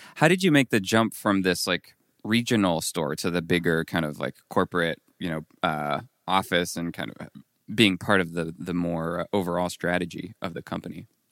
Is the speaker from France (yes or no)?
yes; France; moved away as an adult; also born or lived in Colorado Springs; I came from, I grew up in France